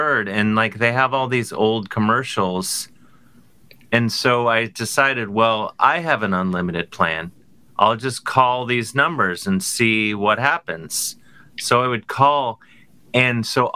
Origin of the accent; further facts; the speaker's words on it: Cleveland, Ohio, United States; moved away; I'm from Cleveland